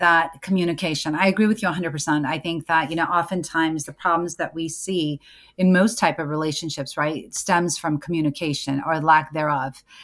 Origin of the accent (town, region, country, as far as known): United States; born or raised there